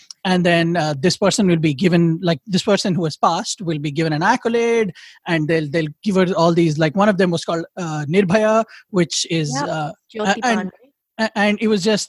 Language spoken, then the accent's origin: English; India; I feel like maybe because I'm Indian, and because my patriotism comes with the critiques